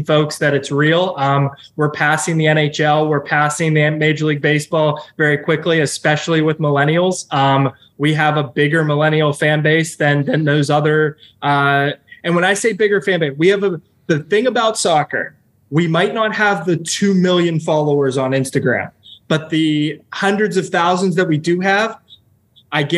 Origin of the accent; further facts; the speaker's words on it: Pittsburgh, Pennsylvania, United States; moved away as an adult; now in Orlando, United States; I come from Pittsburgh